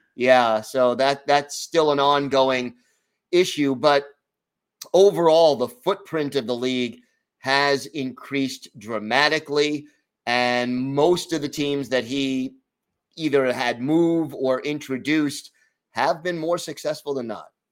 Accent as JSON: {"language": "English", "country": "United States", "said": "speaking more as an American"}